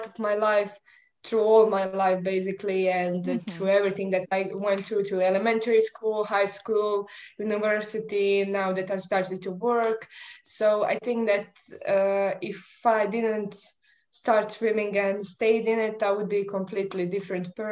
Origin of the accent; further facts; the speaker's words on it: Croatia; I'm from Croatia, which is quite small country